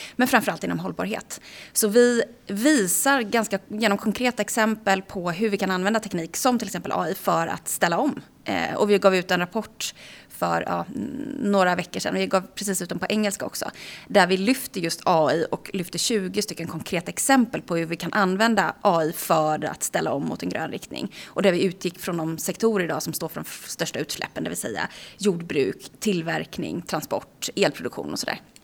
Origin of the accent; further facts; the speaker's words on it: Aneby, Jönköping County, Sweden; moved away; Jag kommer ifrån eh, Småland från början i eh, ett litet samhälle som heter Aneby.